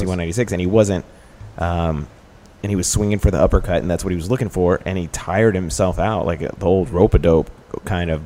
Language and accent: English; Dallas, Texas, United States; now in Chicago, United States; I'm from Dallas